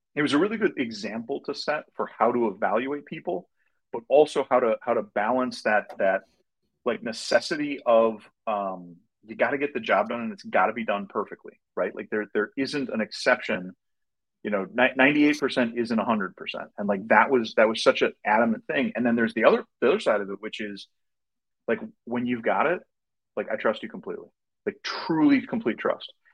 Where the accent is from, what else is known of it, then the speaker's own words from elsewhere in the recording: Minnesota, United States; also born or lived in Wisconsin; I grew up in Minnesota